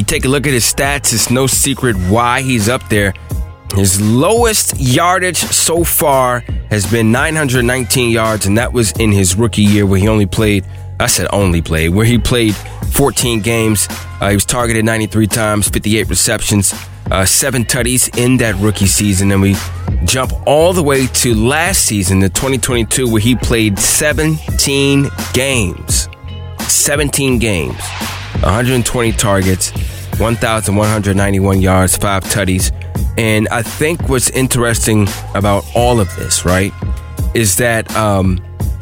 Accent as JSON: {"language": "English", "country": "United States", "tie": "born or raised there", "said": "here in my hometown"}